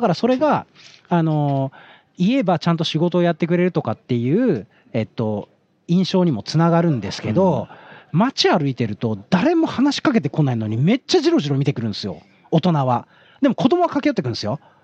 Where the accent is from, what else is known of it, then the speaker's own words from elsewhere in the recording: Tokyo, Japan; also born or lived in Osaka; 東京人として